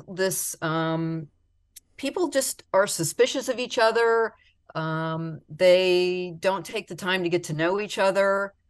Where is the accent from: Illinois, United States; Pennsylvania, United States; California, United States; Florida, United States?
Florida, United States; Palmetto Bay; I grew up in Palmetto Bay.